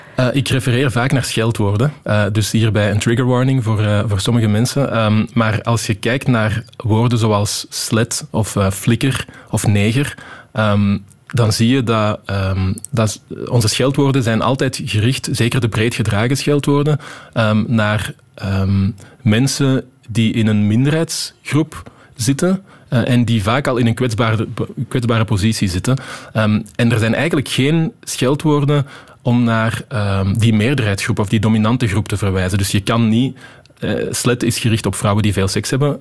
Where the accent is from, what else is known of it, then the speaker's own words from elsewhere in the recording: Wechelderzande, Flanders, Belgium; also born or lived in Antwerp; ik ben geboren in Antwerpen, maar toen ik één jaar was, zijn we verhuisd naar Wecheldre Zanden eh, in de Kempen